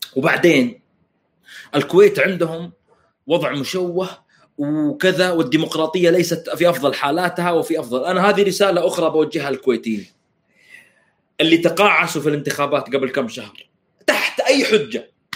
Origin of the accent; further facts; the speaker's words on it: Saudi Arabia; now in Canada; احنا السعوديين